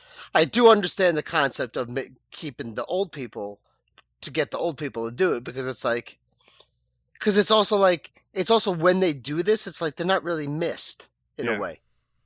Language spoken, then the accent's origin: English; United States; I'm just from New York.